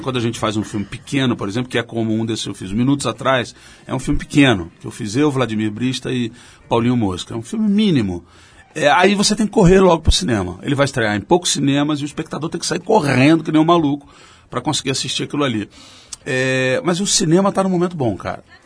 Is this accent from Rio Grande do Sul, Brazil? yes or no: no; Rio de Janeiro, Brazil; como carioca